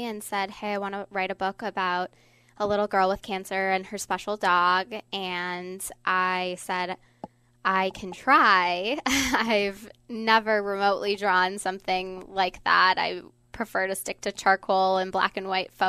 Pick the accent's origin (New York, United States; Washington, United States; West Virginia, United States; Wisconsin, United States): Wisconsin, United States; Beaver Dam; my hometown of Beaver Dam, Wisconsin